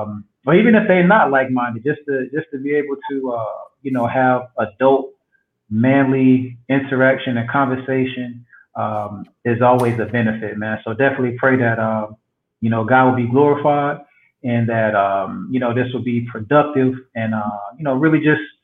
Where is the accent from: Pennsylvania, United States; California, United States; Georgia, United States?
Georgia, United States; Albany; also born or lived in Tallahassee / Athens / Compton; now in West Palm Beach, United States; Originally from South Georgia. So I was born in Albany, Georgia.